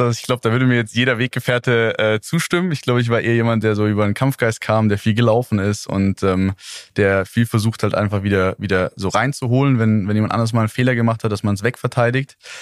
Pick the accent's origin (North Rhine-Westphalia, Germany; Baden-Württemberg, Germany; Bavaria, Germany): Baden-Württemberg, Germany; Neuweiler? near Calw, Northern Black Forest; moved away; also born or lived in Heidelberg; ich komme aus Neislach, so heißt das kleine Dörflein, in dem ich aufgewachsen bin, ähm, in der Nähe von Kalf im Nordschwarzwald